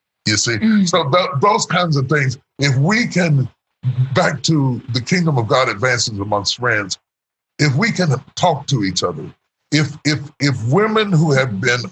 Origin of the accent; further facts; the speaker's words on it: West Virginia, United States; I grew up in West Virginia